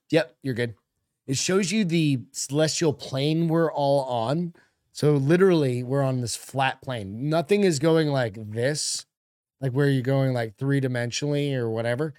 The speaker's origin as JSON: {"language": "English", "region": "New England", "country": "United States", "tie": "born or raised there", "said": "We grew up in New England together."}